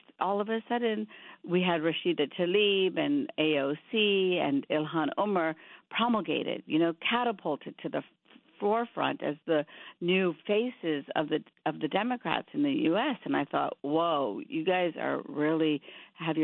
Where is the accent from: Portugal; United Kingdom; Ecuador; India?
India; now in United States; I grew up in India, but half my family moved to Pakistan being Muslim.